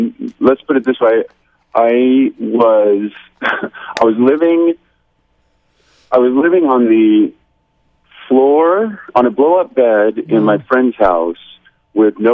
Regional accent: Newport Beach, California, United States; moved away as an adult; now in Hawaii, United States; even though we had lived in Orange County all our lives, I grew up on Babel Island

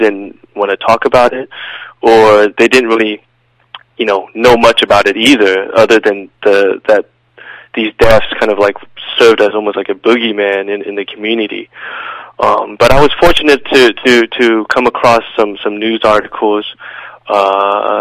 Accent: United States; Being Vietnamese American, I'm second generation Vietnamese American.

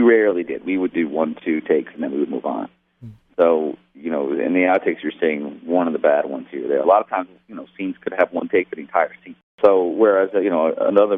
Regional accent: United States; moved away; also born or lived in Detroit, Michigan / New York; I grew up in New York, or Detroit

